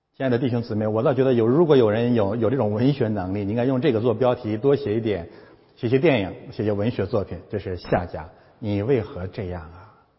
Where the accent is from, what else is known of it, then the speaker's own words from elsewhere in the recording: China; 我们中国人